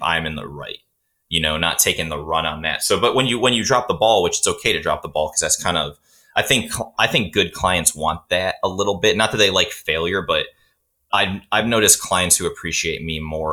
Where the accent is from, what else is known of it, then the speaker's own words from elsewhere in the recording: Cleveland, Ohio, United States; we're both from Cleveland, Ohio area